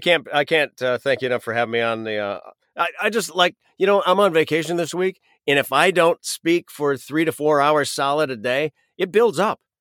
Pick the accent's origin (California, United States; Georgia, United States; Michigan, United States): Michigan, United States; Western; moved away as an adult; we're from Western Michigan